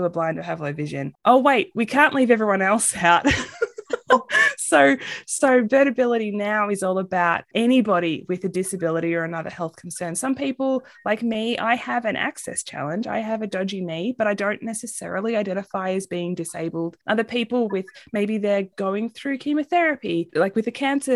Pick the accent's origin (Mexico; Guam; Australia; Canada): Australia; moved away as an adult; also born or lived in San Antonio, Texas; now in United States; I'm originally from Australia